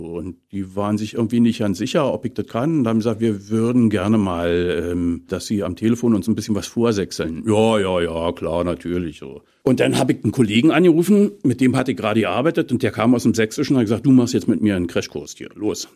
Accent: Potsdam, Brandenburg, Germany; Ich bin ja gebürtiger Brandenburger, mhm. geboren in Potsdam

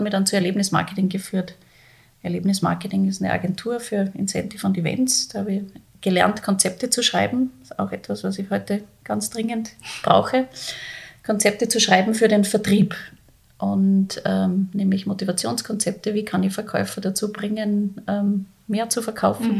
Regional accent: Salzburg, Austria; moved away as an adult; also born or lived in Vienna; ich bin gebürtige Salzburgerin

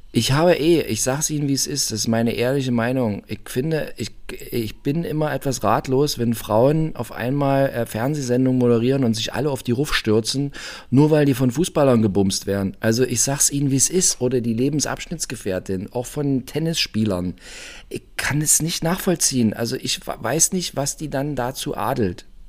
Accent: Brandenburg, Germany; ich bin aus Brandenburg und also bei uns ist der Zuckerberg ein Zuckerberg

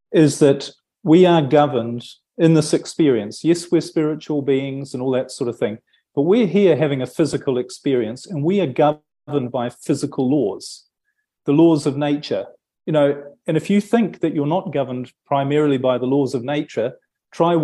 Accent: New Zealand; moved away as an adult; I'm from New Zealand originally

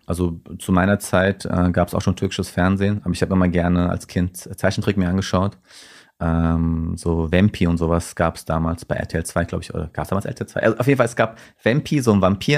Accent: Rüsselsheim, Hesse, Germany; also born or lived in Turkey / Mainz; ich komme selber aus Rüsselsheim, ich bin da groß geworden.

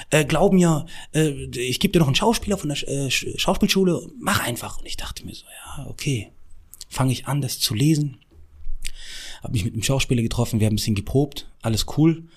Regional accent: Morocco; ich bin 17 Jahre alt, ich komme aus Marokko, bla bla bla.

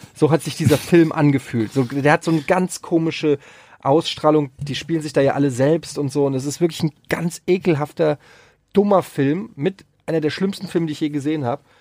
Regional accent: Frankfurt am Main, Hesse, Germany; ich habe früher als Kind auf dem Öderwegstraßenfest, äh, wer es noch kennt, in Frankfurt habe ich immer so äh, Kinderflohmarktmäßig

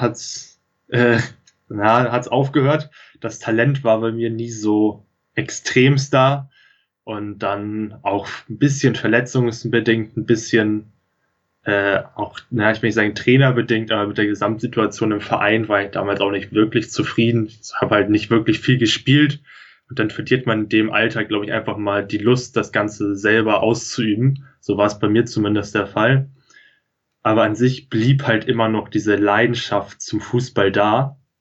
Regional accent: near Lüneburg, Lower Saxony, Germany; ich komme hier aus der Nähe von Lüneburg, bin hier auf dem Dorf aufgewachsen

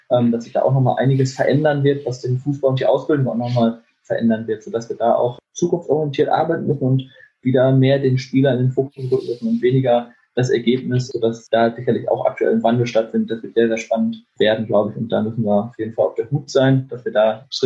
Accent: Lübeck, Schleswig-Holstein, Germany; now in Bielefeld, Germany; In der Tat fahre ich gerne in, meine, in meinen Heimatort zurück. Also ich wohne hier in Bielefeld auch, aber fahre gerne mhm. mal in den Bereich Lübeck zurück

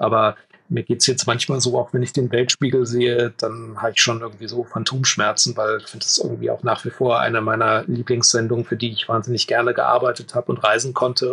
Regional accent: Leipzig, Saxony, Germany; ich komme eigentlich aus Leipzig.

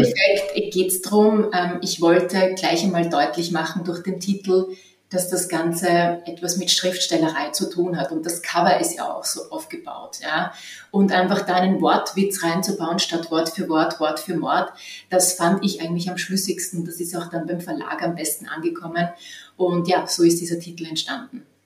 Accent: western Lower Austria, Austria; moved away; also born or lived in Vienna; ich bin nicht äh, in Wien aufgewachsen, sondern am Land im westlichen Niederösterreich an der Grenze zu Oberösterreich

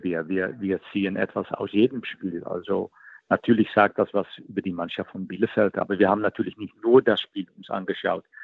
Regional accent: Netherlands; moved away as an adult; also born or lived in Rostock; in Holland machen, machen wir das nie

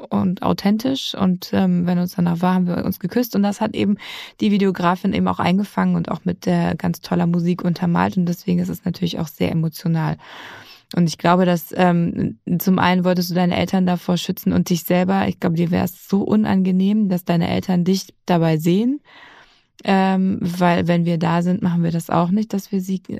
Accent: Hesse, Germany; Ich bin aufgewachsen im Odenwald und meine Familie hat die Wurzeln im Schwarzwald. Deswegen habe ich große emotionale Verbindung zum Schwarzwald, aber ich bin in Hessen groß geworden

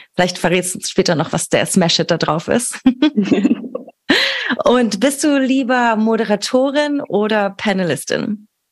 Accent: Berlin, Germany; meiner Heimatstadt und unserer schönen Hauptstadt Berlin

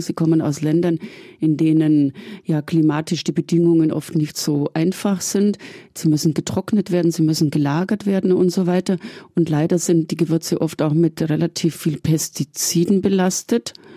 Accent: Augsburg, Bavaria, Germany; ich komme aus Augsburg

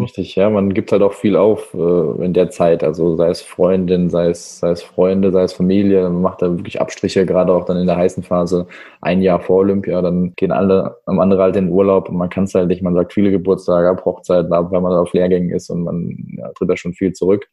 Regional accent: Heidelberg, Baden-Württemberg, Germany; now in Stuttgart, Germany; bin geboren in Heidelberg, lebe aber seit 2012 in Stuttgart

